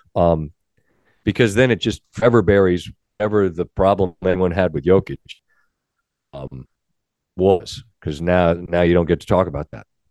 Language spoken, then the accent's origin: English; Ansonia, Connecticut, United States; I'm from Ansonia